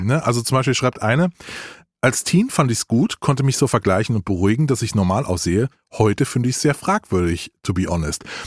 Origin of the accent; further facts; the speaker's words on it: Rhineland-Palatinate, Germany; bin in Rheinland-Pfalz geboren